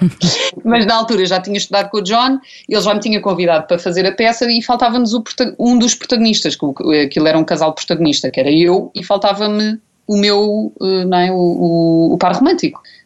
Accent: Azeitão, Setúbal, Portugal; cresci em Azeitão, vivi toda a minha vida em Azeitão

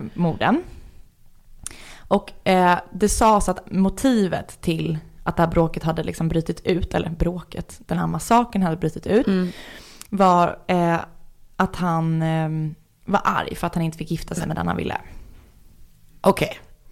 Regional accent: Stockholm, Stockholm County, Sweden; jag är från Stockholm

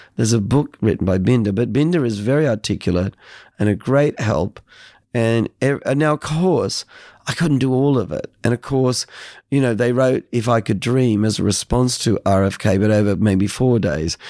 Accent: Australia; I'm an Australian

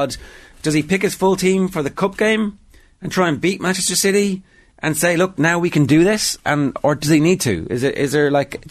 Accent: Ireland; Irish football fans

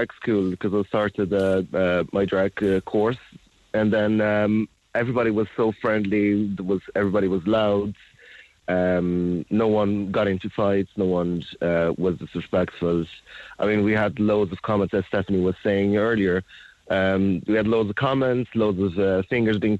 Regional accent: Azores, Portugal; moved away as an adult; now in Cork, Ireland; I'm from Portugal, yeah, from the Azores Islands. Been here living 10 years now since last month

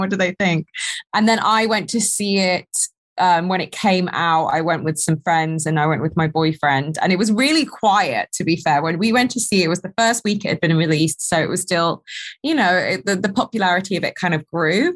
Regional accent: United Kingdom; accent: proper British; we as British people

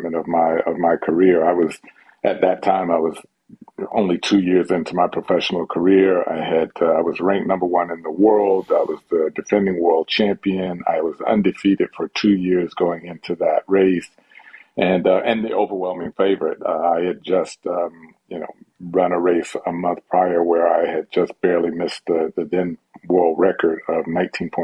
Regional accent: United States; the next Olympics was going to be in my home country

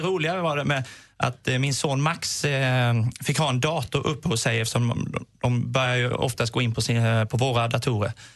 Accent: Småland, Sweden; Jag är smålänning, jag fick den gratis

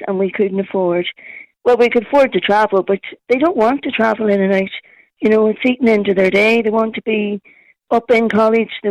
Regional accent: Belfast, Northern Ireland, United Kingdom; now in Ireland; I'm from Belfast

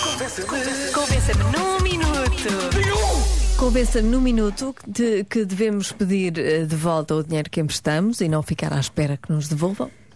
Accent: Pontével, Portugal; sou de Pontevel

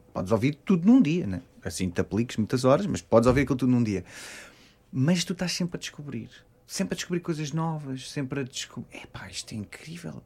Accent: Queluz, Lisbon, Portugal; Eu sou de Queluz

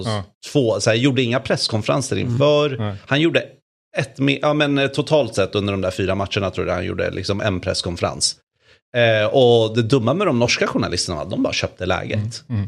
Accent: Sweden; man fick höra att jag var från Sverige

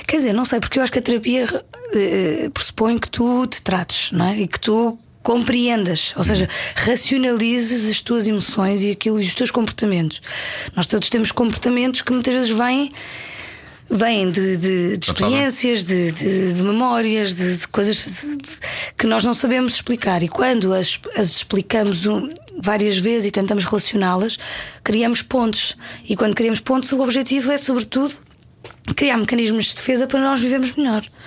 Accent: Paderno, Algarve, Portugal; born or raised there; moved away; also born or lived in Lisbon

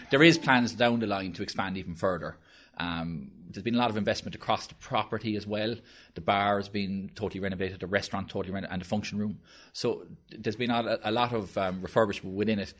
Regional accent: Blackrock, Munster, Ireland; my home, uh, I'm from Black Rock

